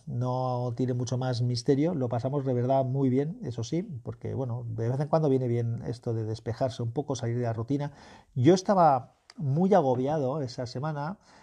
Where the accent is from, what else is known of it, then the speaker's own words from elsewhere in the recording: Valencian Community, Spain; un escultor valenciano de mi tierra